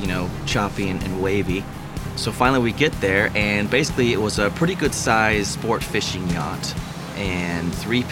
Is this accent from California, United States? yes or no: yes; Frazier Park, California, United States; I am from Fraser Park, California